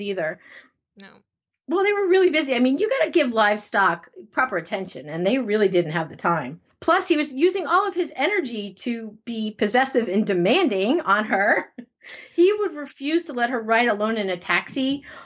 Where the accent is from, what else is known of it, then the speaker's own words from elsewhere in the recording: Connecticut, United States; I'm from Connecticut